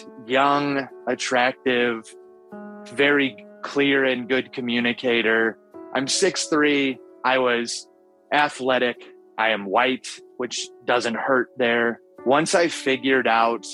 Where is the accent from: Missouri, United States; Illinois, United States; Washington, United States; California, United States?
Washington, United States; Seattle; I'm from Seattle, Washington